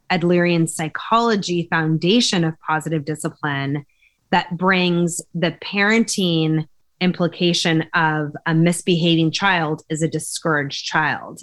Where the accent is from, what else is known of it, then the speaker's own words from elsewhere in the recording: California, United States; I grew up in California